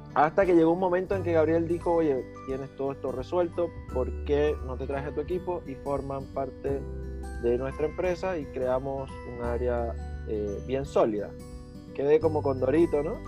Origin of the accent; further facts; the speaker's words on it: Venezuela; moved away as an adult; now in Chile; no soy chileno, efectivamente, soy venezolano, ya estoy a punto de cumplir cinco años acá en Chile